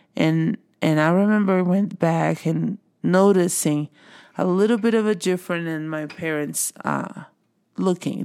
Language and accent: English; Brazil; moved away as an adult; now in United States; I am originally from Brazil